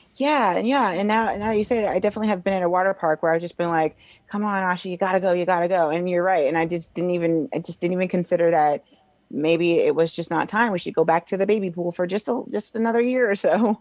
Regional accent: Springfield, Illinois, United States; I'm from Springfield, Illinois

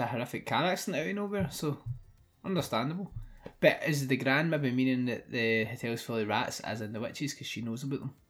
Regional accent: Scotland, United Kingdom; We're Scottish.

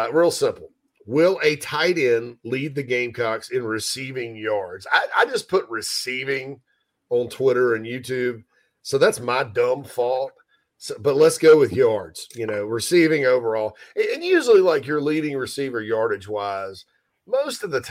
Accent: Spartanburg, South Carolina, United States; My hometown is Spartanburg

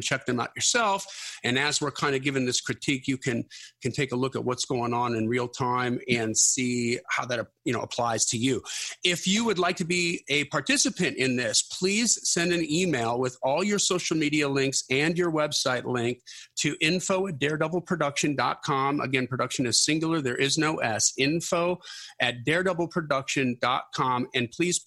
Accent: Wisconsin, United States; I'm from Wisconsin

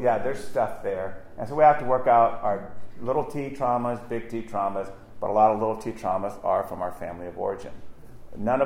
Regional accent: Virginia, United States; we came from Virginia

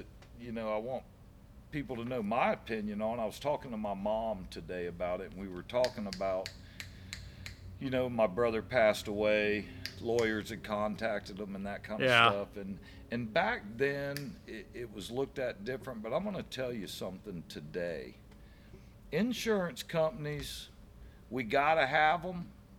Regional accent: Brandon, United States; I can tell you, I do not regret whatsoever growing up in Brandon.

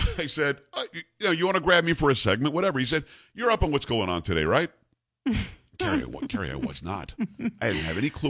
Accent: New York, United States; I'm from New York.

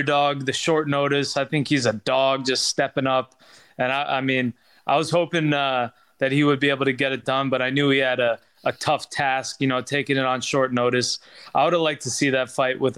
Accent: Long Island, New York, United States; I'm a New Yorker. I got that Long Island blood pumping through me

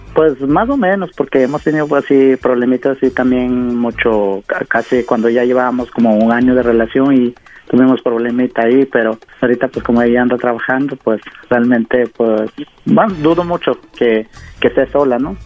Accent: Oaxaca, Mexico; yo soy de, de Oaxaca

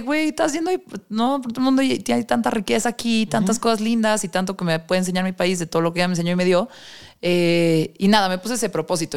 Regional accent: Mexico; quiero conocer mi país

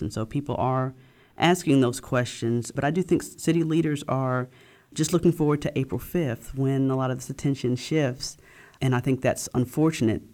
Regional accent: Memphis, Tennessee, United States; I grew up in Memphis, and I've been a journalist here for the past fourteen years now

